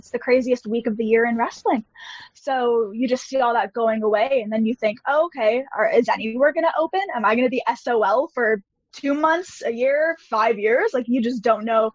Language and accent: English; Canada; being Canadian, I actually wasn't even allowed into the States